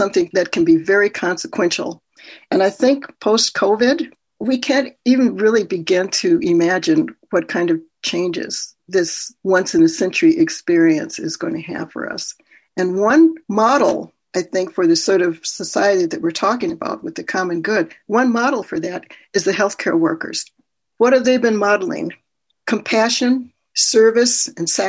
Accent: Minnesota, United States; born or raised there; also born or lived in Tulsa, Oklahoma

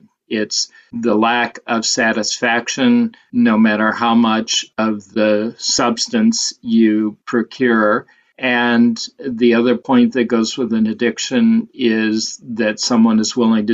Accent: Detroit suburbs, Southeast Michigan, United States; I grew up in Southeast Michigan and the Detroit suburbs

